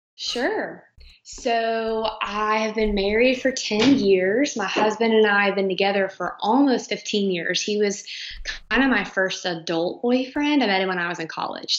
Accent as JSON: {"language": "English", "town": "Charlotte", "region": "North Carolina", "country": "United States", "tie": "born or raised there", "lives_now": "Fort Mill, United States", "said": "We were born and raised in Charlotte"}